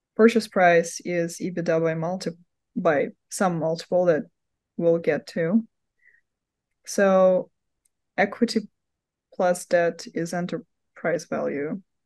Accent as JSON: {"language": "English", "region": "Moscow", "country": "Russia", "moved": "yes", "lives_now": "United States", "said": "originally from Moscow, Russia, hence my accent"}